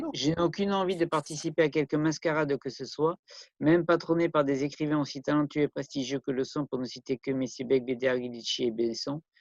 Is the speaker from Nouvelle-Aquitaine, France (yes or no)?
yes; Bordeaux, Nouvelle-Aquitaine, France; je suis bordelais à la base